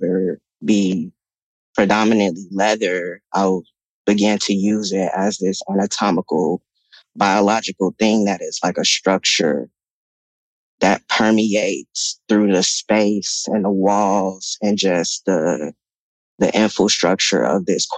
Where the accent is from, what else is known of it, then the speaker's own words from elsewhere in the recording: Chicago, Illinois, United States; now in Los Angeles, United States; The Rosenwald is the first apartment building that I was raised